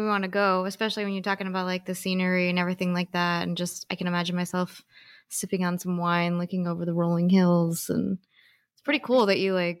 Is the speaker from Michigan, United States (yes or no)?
yes; Michigan, United States; moved away; also born or lived in Minnesota; So I lived in Minnesota for a while. I was born in Michigan, so I'm very familiar with a northern accent.